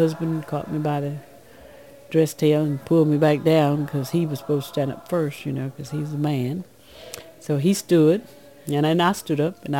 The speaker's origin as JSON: {"language": "English", "region": "Mississippi Delta", "country": "United States", "tie": "born or raised there", "said": "with the way that people perceived me as a black person, because I was born in Mississippi Delta."}